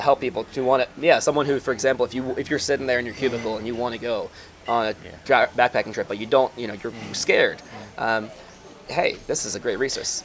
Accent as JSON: {"language": "English", "country": "United States"}